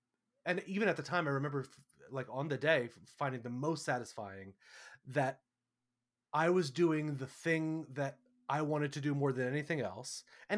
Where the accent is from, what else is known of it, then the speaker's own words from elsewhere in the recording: New York, United States; I have always been very proud to say I'm a New Yorker. I'm from New York. That is a big part of my kind of chosen identity.